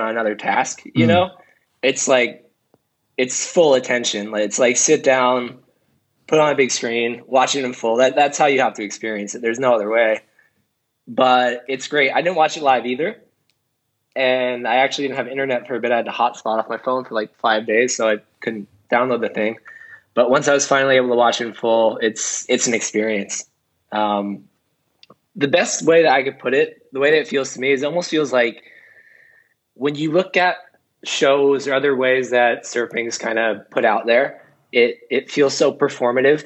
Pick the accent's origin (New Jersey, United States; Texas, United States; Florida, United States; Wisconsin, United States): New Jersey, United States; my home state of New Jersey